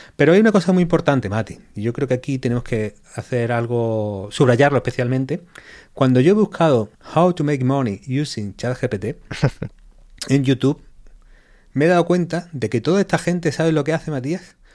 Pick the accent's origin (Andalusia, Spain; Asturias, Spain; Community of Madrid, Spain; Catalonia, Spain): Andalusia, Spain; Málaga; también un poco del Málaga, porque es mi ciudad